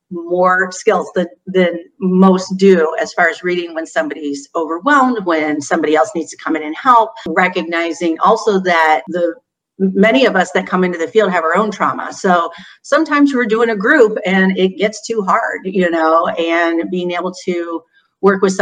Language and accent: English; Newark, Ohio, United States; moved away as an adult; now in Bowling Green, United States; I came to Bowling Green to go to college. Before that, I grew up in Newark, Ohio, which is central.